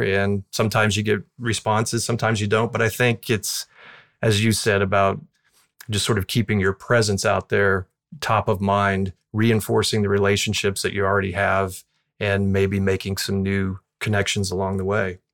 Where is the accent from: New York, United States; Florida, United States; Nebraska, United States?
Florida, United States; Southwest; I grew up in Southwest Florida, close to where I practice now